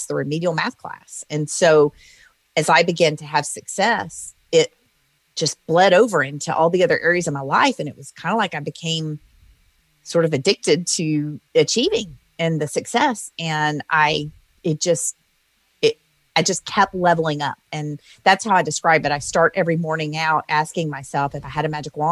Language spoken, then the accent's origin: English; Louisiana, United States; moved away; also born or lived in Oklahoma City; I grew up in the South in Louisiana